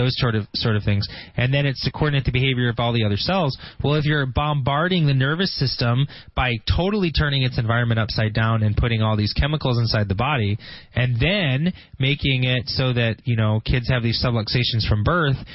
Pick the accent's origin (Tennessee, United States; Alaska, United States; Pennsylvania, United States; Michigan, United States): Michigan, United States; Grand Blanc; That's where I'm from. I grew up in Grand Blanc